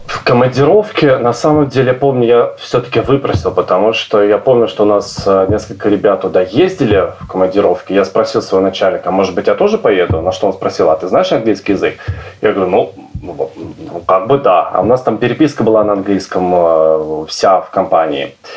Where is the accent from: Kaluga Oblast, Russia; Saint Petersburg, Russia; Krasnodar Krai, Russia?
Kaluga Oblast, Russia; Obninsk; moved away as an adult; also born or lived in Moscow; now in London, United Kingdom; Я вырос в Обнинске в, в маленьком э, в, в общежитии и лет 20 там прожил